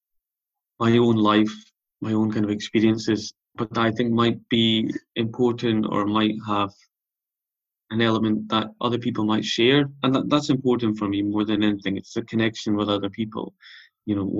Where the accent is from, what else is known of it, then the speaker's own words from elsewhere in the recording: South Uist, Scotland, United Kingdom; moved away; also born or lived in Leeds; I grew up on South Uist, and then I've been on the mainland since